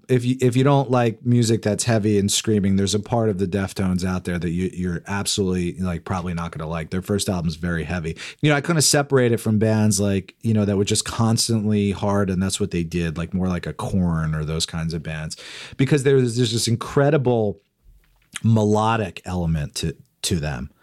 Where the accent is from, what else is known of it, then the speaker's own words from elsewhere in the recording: Freehold, New Jersey, United States; I grew up in New Jersey